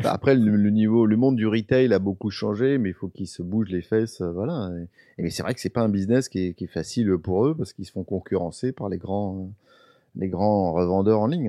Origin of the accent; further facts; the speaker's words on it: Paris, Île-de-France, France; je suis parisien, je suis d'un Paris, donc les magasins de Pigalle, je les connais par cœur